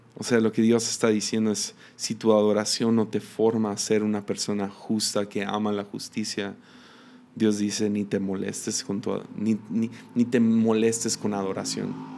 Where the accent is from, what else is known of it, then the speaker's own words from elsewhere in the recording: Mexico; como mexicanos